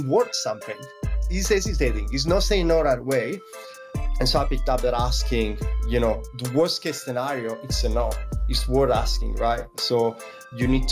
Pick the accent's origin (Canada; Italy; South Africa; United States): Italy; English is a second language; now in Sydney, Australia; as you can probably hear from my accent, I come from Italy, even though I've been living in different cities and traveling all over the world.